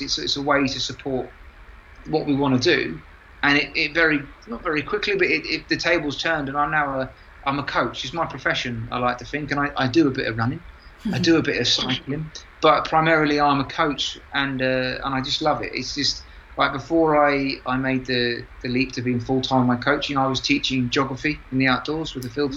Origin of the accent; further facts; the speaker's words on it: London, United Kingdom; moved away as an adult; I'm from London, my wife's from Yorkshire